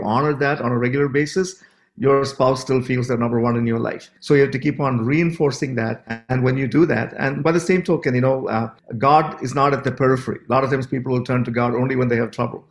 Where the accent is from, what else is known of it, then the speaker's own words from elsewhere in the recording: Canada; we're from Canada